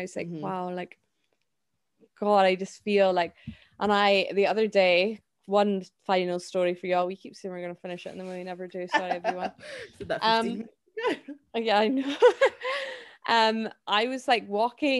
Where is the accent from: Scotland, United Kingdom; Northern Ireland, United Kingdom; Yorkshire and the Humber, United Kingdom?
Scotland, United Kingdom; a Scottish person